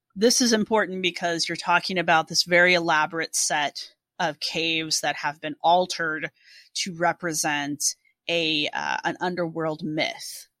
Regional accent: United States; all three of us are Americans

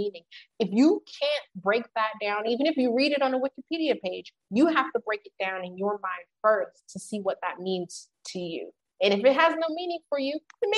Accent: United States; as an American

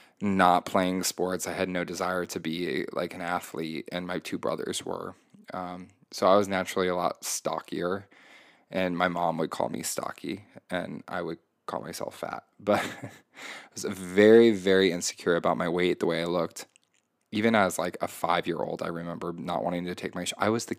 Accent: Indiana, United States; I grew up in Indiana, very conservative state, very conservative town, very white, very privileged.

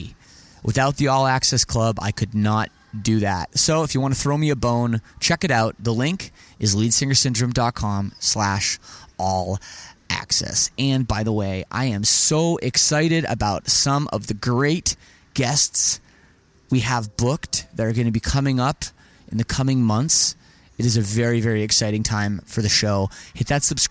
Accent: Toronto, Ontario, Canada; I'm from Toronto

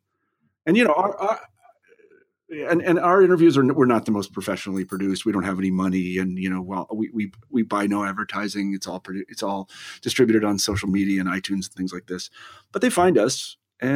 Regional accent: Kansas, United States; I always think about myself, you know, growing up in Kansas

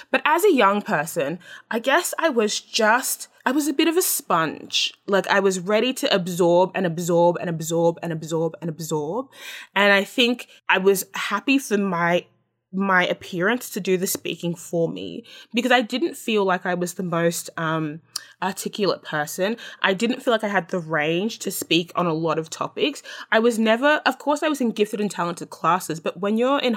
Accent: Australia; I'm Australian. That's what I know.

